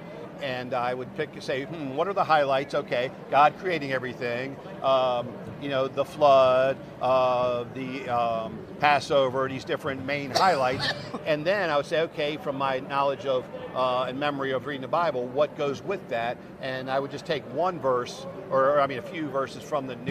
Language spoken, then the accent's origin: English; United States; growing up in America